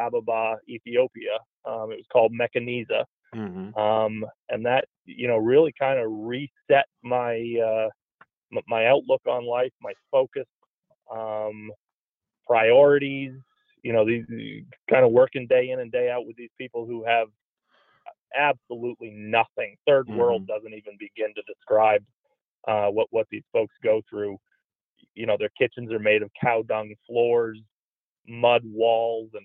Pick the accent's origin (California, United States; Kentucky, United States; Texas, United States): Kentucky, United States; Louisville; now in Denver, United States; I grew up in Louisville, Kentucky